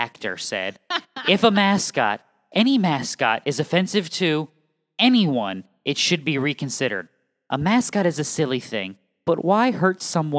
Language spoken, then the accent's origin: English; New England, United States; as someone from New England who has lots and lots of family in and around the tri-state area